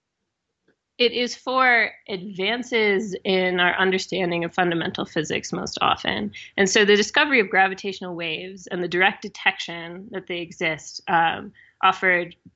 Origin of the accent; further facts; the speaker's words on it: Wisconsin, United States; I am from Wisconsin